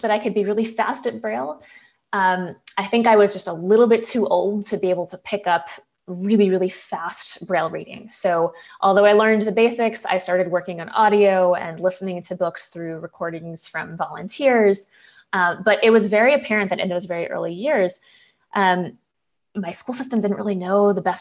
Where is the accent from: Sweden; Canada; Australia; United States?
United States; New Jersey; I grew up in New Jersey